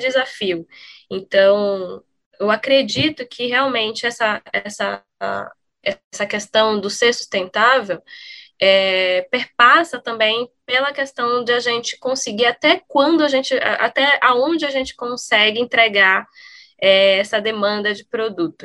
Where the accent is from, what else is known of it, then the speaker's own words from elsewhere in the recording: Brazil; eu pessoalmente sendo brasileira